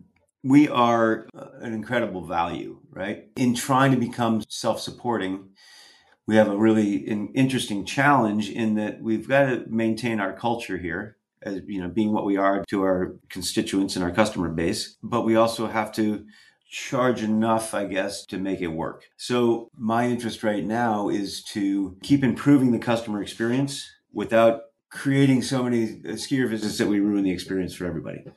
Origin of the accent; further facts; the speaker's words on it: Stratton, Vermont, United States; This was at a place called Woody's Cracker Barrel in southern Vermont, down by Stratton, which is where I grew up down in the Stratton